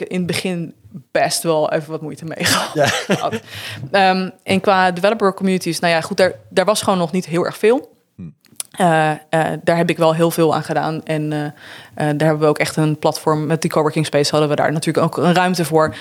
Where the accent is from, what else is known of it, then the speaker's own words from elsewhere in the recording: Netherlands; moved away; als Nederlander